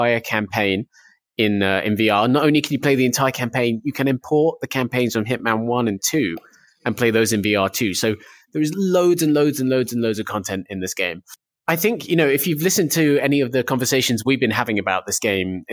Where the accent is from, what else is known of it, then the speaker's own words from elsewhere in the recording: United Kingdom; I'm from the UK, and I work at UploadVR.com.